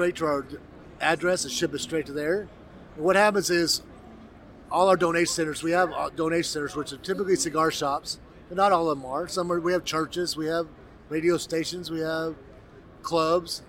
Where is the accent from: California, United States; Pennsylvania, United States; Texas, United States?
Texas, United States; I'm a Texan first and foremost